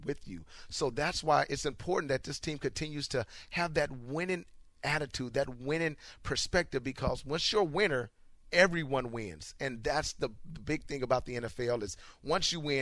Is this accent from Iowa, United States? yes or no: yes; Iowa, United States; now in Houston, United States; I'm from Iowa